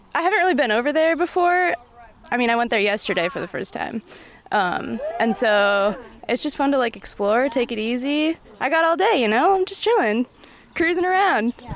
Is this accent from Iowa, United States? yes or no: yes; Des Moines, Iowa, United States; I'm from right here in Des Moines.